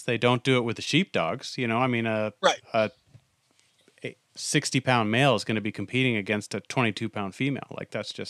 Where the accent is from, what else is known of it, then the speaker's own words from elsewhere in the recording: New England, United States; I'm from New England.